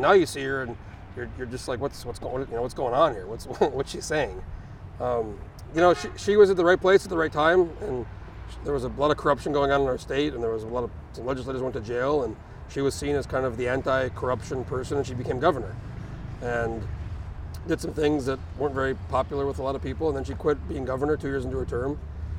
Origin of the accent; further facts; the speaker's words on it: Alaska, United States; And he goes, where are you from? And I go, I'm from Alaska.